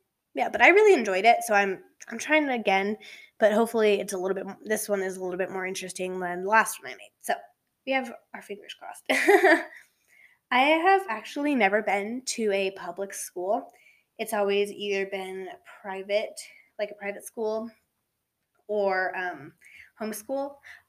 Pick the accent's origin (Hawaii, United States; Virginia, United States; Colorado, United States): Colorado, United States; So, yeah, I was born here in Colorado. We kind of moved all over. So I'm just an average teenage girl here in Colorado.